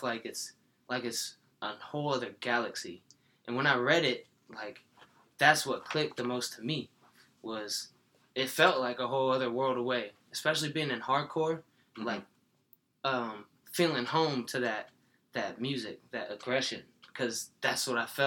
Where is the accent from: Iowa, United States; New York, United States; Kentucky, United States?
Iowa, United States; also born or lived in Trenton, New Jersey; I'm from Iowa. I was born in Trenton, New Jersey. My father is black and my mother is white and they were never together. So after about 3 years, they split. My mom moved myself to Iowa